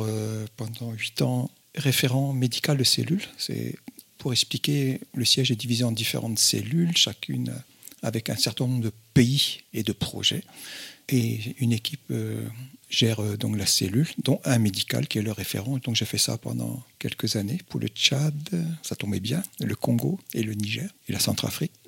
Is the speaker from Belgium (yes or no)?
no; Brittany, France; moved away; also born or lived in North Benin; je suis breton de tiens, mes, mes origines bretonnes